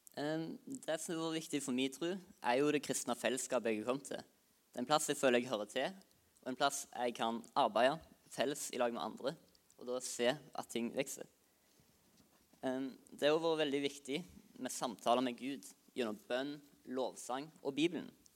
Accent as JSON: {"language": "Norwegian", "country": "Norway", "said": "Jeg kommer fra Høybakka"}